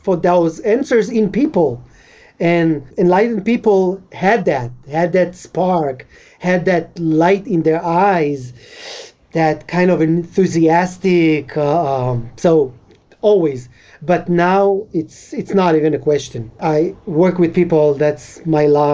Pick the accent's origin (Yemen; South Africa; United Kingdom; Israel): Israel; I'm Israeli, but European Jews that came were considered more. So growing up as a Moroccan was kind of underdog in a way